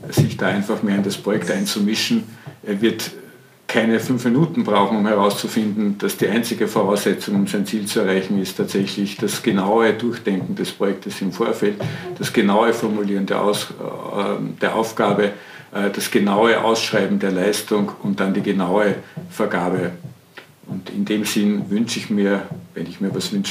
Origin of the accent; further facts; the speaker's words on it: Vienna, Austria; ich möchte mir das als Wiener anschauen